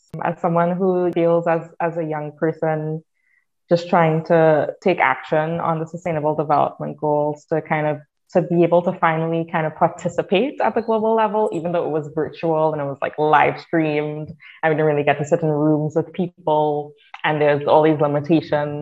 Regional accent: Trinidad & Tobago; now in Canada; I'm from Trinidad and Tobago

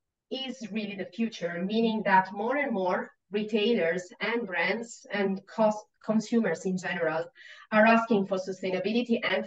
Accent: Italy; English is a second language; moved away as an adult; now in Australia; So, I don't come from this country. I come from Italy

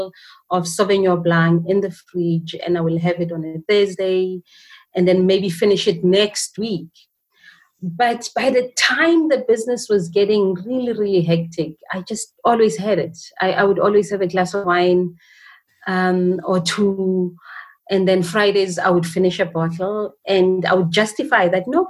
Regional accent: Johannesburg, Gauteng, South Africa; I was born and bred in a township called Alexandra in Johannesburg

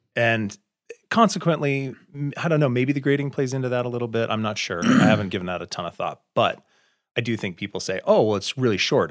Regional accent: Cody, Wyoming, United States; also born or lived in Lander, Wyoming / Salt Lake City, Utah; I grew up in Cody, north of here, and spent a lot of my youth in Lander

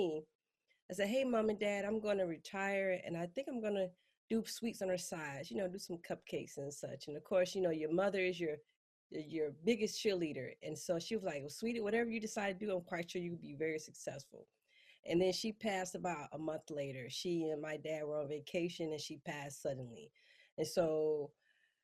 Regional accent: Mississippi, United States; moved away as an adult; I grew up in Mississippi

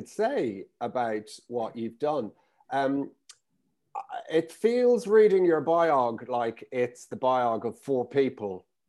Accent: Ireland; I'm actually not from the UK. I'm from Ireland.

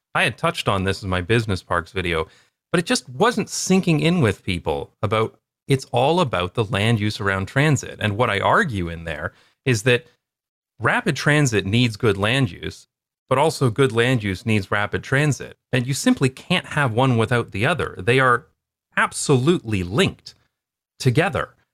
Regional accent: London, Ontario, Canada; moved away; my hometown called Wonderland Road

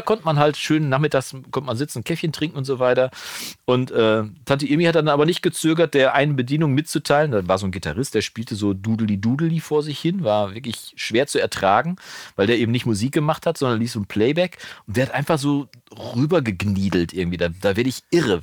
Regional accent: Germany; also born or lived in Wolbeck, Münster, North Rhine-Westphalia; als Deutscher

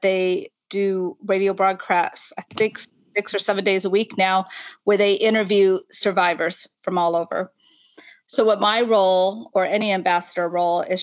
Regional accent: Washington, United States; moved away as an adult; now in Northern Ireland, United Kingdom; My accent probably gives it away that I'm actually from the United States. I grew up in Washington State

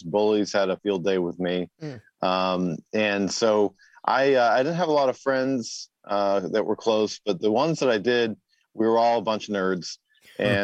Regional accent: Massachusetts, United States; now in Virginia, United States; I actually grew up in Massachusetts and New England.

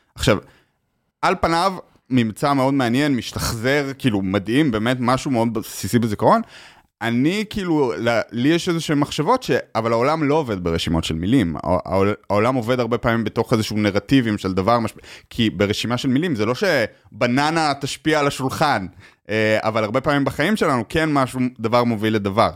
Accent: Israel; moved away as an adult; also born or lived in United States; now in New York, United States

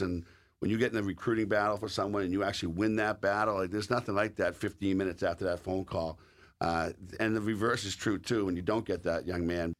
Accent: the East, Eastern United States, United States; accent: Eastern; moved away as an adult; also born or lived in Sault Ste. Marie, Michigan; I was also an Eastern guy.

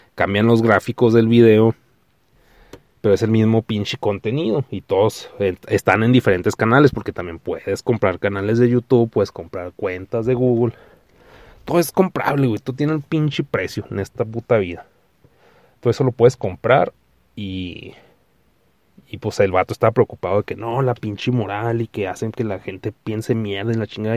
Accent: Mexico; Porque soy mexicano

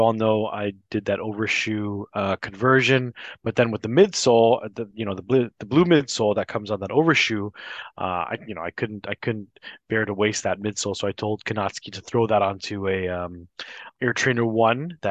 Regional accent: Toronto, Ontario, Canada; growing up in Scarborough

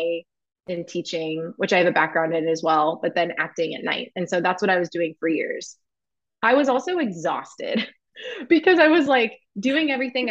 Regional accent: Indianapolis, Indiana, United States; moved away as an adult; also born or lived in New York City; I grew up in Indianapolis, Indiana, in this very small town

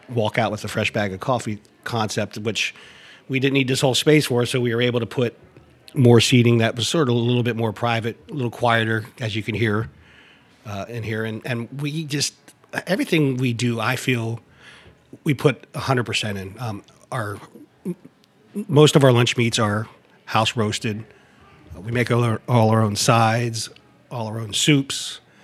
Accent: near Harrisburg, South Central Pennsylvania, United States; now in Baltimore, United States; I'm from South Central Pennsylvania, um, right outside of Harrisburg, PA. Um, I relocated to Baltimore 1991

